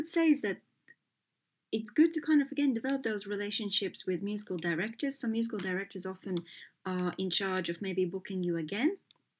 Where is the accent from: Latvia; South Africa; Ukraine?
Latvia; moved away as an adult; also born or lived in Los Angeles, United States; I was born in Latvia when we were still behind the kind of the Soviet rule